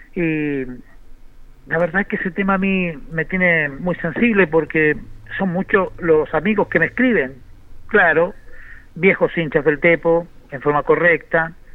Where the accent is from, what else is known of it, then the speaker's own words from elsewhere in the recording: Linares, Maule, Chile; Nosotros como linarense, que somos una radio de Linares, de nuestra villa que amamos